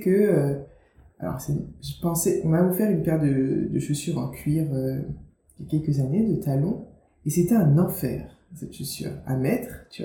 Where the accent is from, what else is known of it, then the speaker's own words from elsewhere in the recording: Guadeloupe, France; Je me définis comme une autrice africaine caribéenne parce que j'ai grandi en Guadeloupe, tu vois, j'ai grandi dans un contexte qui n'est pas euh, qui est différent de celui euh, d'une autrice qui aurait grandi, tu vois, dans un pays en Afrique.